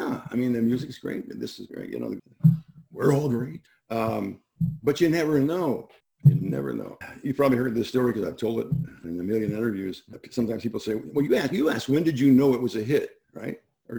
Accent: Midwest, United States; I don't know about that, but I'm from the Midwest, which is very southern in a way.

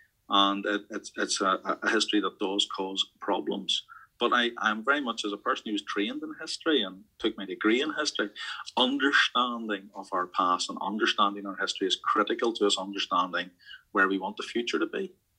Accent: Northern Ireland, United Kingdom; those of us of our generation who had to grow up in the Troubles

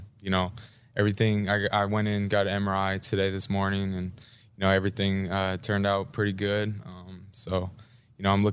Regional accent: Seattle, Washington, United States; moved away; Growing up in Seattle

